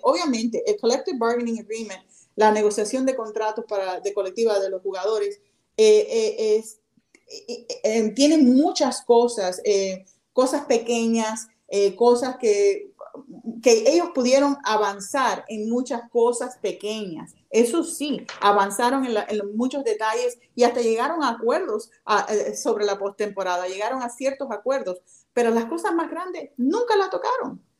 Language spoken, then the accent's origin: Spanish; Miami, Florida, United States; yo soy americana, yo nací en Miami. Sin embargo, me siento cubana